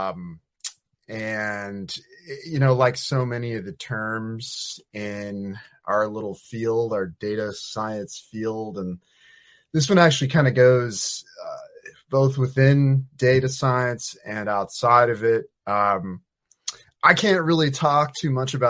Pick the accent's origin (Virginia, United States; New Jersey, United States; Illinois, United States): Virginia, United States; moved away as an adult; also born or lived in Eugene, Oregon; I'm from Virginia